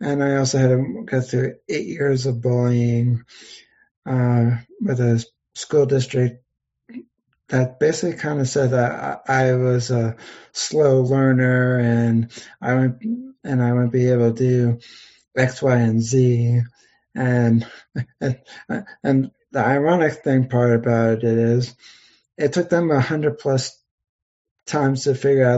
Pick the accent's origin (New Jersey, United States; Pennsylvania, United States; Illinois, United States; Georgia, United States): Pennsylvania, United States; I'm from Pennsylvania. I still live in Pennsylvania